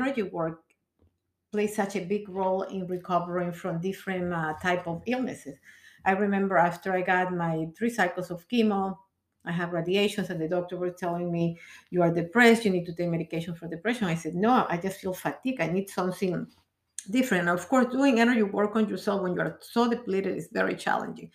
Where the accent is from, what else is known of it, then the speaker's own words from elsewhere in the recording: Peru; moved away as an adult; now in United States; I come from Peru